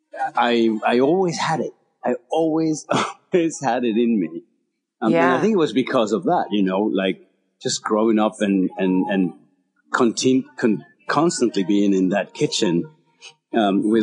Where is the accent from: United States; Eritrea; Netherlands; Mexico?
Mexico; moved away; I was born and raised in Mexico